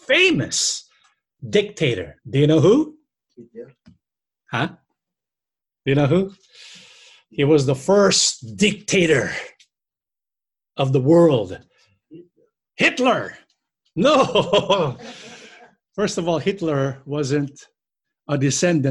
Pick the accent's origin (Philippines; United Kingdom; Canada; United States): Philippines; we can see where the Filipinos came from, who our ancestors were